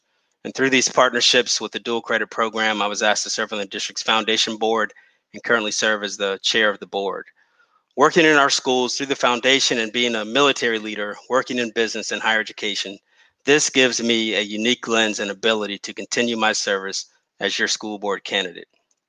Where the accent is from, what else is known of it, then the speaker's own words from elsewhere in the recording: the Lowcountry, South Carolina, United States; I was born and raised in the Lowcountry, and I've resided in Dorchester County for over 14 years with my wife, Tamika Weaver, who is from Somerville, and we have two boys that attend DD2 schools.